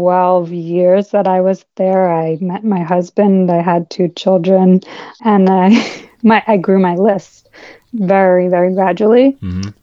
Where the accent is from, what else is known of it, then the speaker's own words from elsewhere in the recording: Bucks County, Pennsylvania, United States; moved away as an adult; now in Westchester County, United States; I grew up in Bucks County, if you're familiar with that.